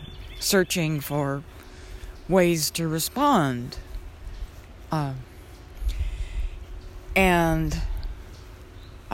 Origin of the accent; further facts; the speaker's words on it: Southwest, United States; now in Georgia, United States; I grew up in the Southwest where you could still see stars